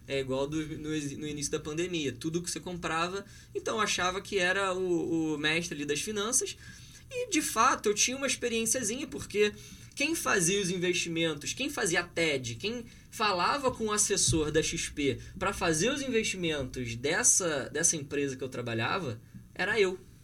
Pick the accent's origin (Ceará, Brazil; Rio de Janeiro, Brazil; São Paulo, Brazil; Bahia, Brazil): Rio de Janeiro, Brazil; Petrópolis; eu sou de Petrópolis